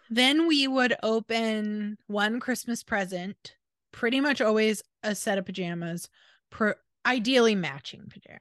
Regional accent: Washington, United States; we grew up in Washington. It was always a little rainy

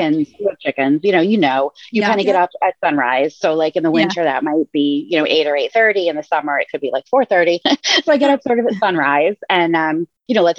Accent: Massachusetts, United States; moved away as an adult; also born or lived in Rhode Island / Pensacola, Florida; now in Maine, United States; I grew up in Massachusetts and went to college in Rhode Island

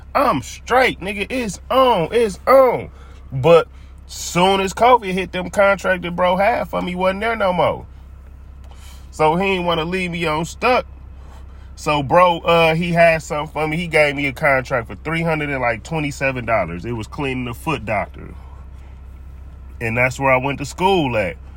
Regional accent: Milwaukee, Wisconsin, United States; moved away as an adult; now in Phoenix, United States; I'm originally from Milwaukee, Wisconsin

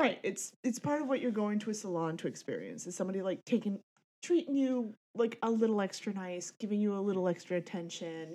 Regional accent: Tallahassee, Florida, United States; I'm from the land of friggin' you know, Tallahassee

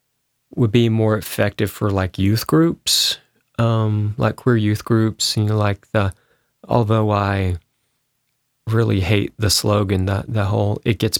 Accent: Spartanburg, South Carolina, United States; Well, I grew up in Spartanburg, South Carolina, which is mm-hmm. one of the bigger towns.

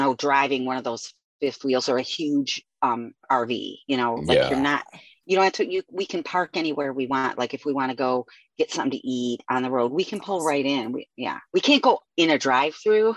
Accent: Avon Lake, Ohio, United States; I grew up in Avon Lake

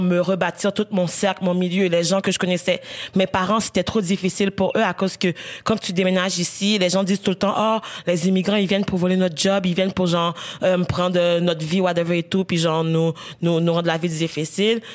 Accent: Haiti; now in Canada; j'ai grandi en Haïti, je suis partie genre peut-être genre je pense deux ans avant le tremblement de terre en Haïti.

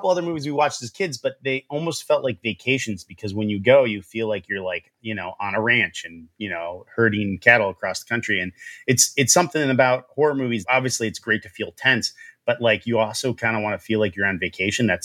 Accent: Michigan, United States; We have the advantage of we're from Michigan.

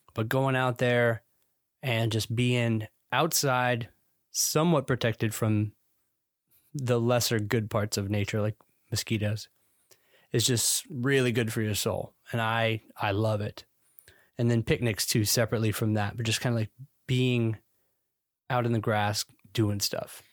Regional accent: Georgia, United States; moved away as an adult; now in Florida, United States; Now, this is not my native state. I'm from Georgia originally. And so I moved to the Sunshine State in twenty thirteen

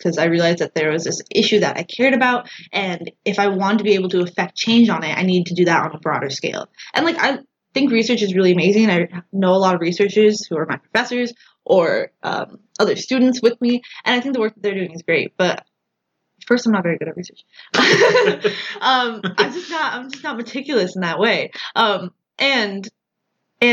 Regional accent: Huntley, Illinois, United States; moved away as an adult; now in Ames, United States; I'm from Huntley, Illinois. It's about an hour northwest of Chicago

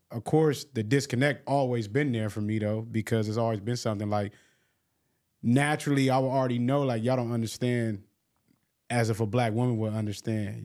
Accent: Long Beach, California, United States; I'm from Long Beach

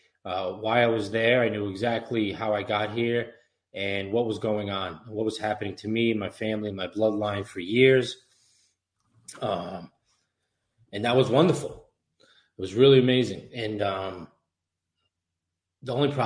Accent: Suffolk County, New York, United States; Growing up in Suffolk County, good family, good neighborhood

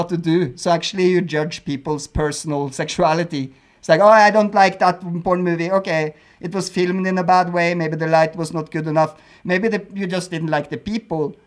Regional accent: Norway; moved away as an adult; also born or lived in Berlin, Germany; now in Mexico; I come from Norway

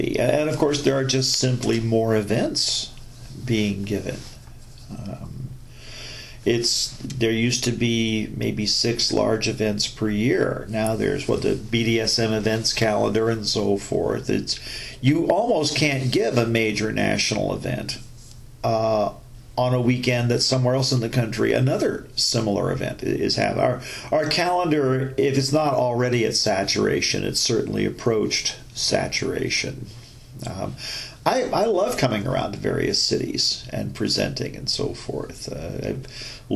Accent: United States

